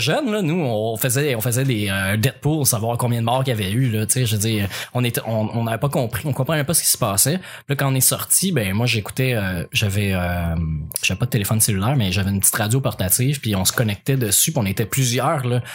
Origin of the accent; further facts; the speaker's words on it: L'Assomption, Quebec, Canada; also born or lived in Repentigny; je venais de quitter mon patelin euh, de de l'Assomption pour Repentigny